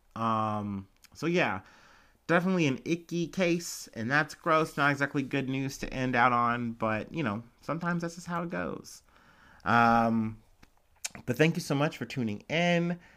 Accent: Ohio, United States; accent: Ohio; my Ohio accent

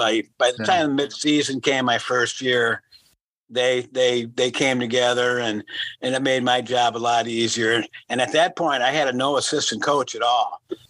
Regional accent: Arlington Heights, Illinois, United States; moved away as an adult; also born or lived in Lisbon, Iowa / Iowa City, Iowa; now in Iowa, United States; I went to John Hersey High School in Arlington Heights.

